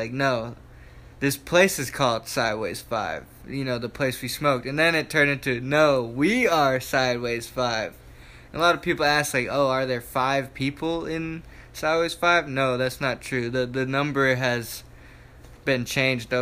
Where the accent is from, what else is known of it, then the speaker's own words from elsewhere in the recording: Matthews, North Carolina, United States; I'm from Charlotte, North Carolina. Well, I'm actually from Matthews, North Carolina, outside of Charlotte. And in my neighborhood, I grew up with a couple other people that make music as well